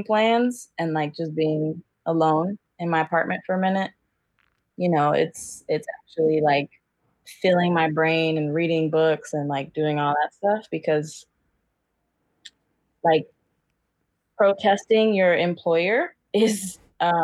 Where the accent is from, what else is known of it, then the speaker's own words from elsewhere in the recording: Cincinnati, Ohio, United States; now in Portland, United States; I'm from Cincinnati, and right now I'm living in Portland.